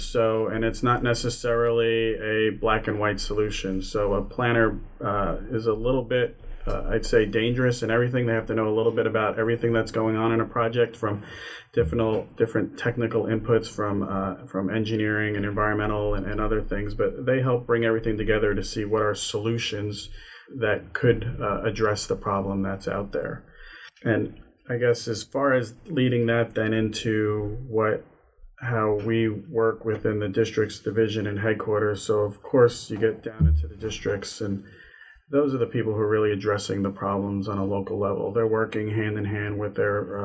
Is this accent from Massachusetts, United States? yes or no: no; Long Island, New York, United States; I grew up in Long Island, New York